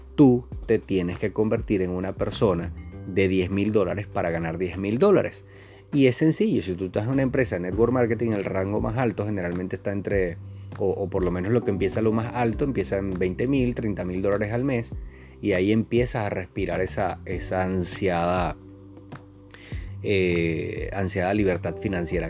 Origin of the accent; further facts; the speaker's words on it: Venezuela; aquí mismo en mi país